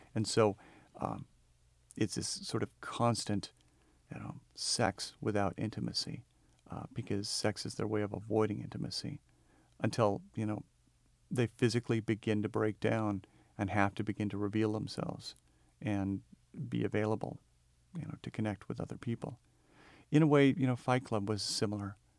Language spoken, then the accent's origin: English; the Northwest, Pacific Northwest, United States; I'm from the Northwest